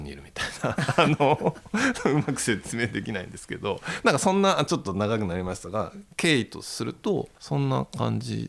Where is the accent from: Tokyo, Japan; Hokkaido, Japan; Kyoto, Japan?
Tokyo, Japan; also born or lived in Okinawa; 僕の地元十条に昔古本屋が7軒かあって